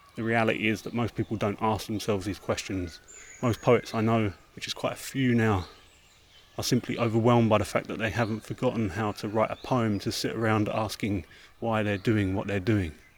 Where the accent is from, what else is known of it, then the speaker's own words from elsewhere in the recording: London, United Kingdom; I was born near Tate Britain